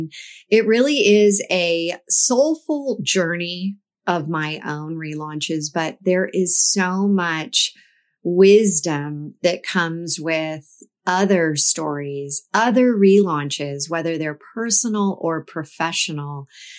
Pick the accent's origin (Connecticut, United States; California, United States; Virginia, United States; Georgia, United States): California, United States; But I laugh because as I think about my career growing up in the Silicon Valley